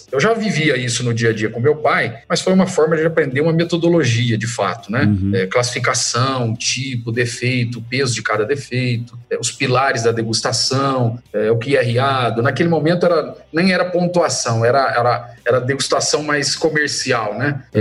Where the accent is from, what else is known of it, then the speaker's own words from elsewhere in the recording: Brazil; eu sou suspeito de falar que sou brasileiro, assim, corre, meu sangue